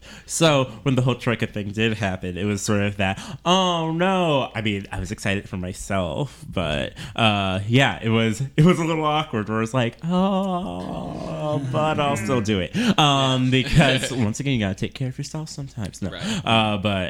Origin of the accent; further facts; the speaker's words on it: Seattle, Washington, United States; now in Minneapolis–Saint Paul, United States; I'm originally from Seattle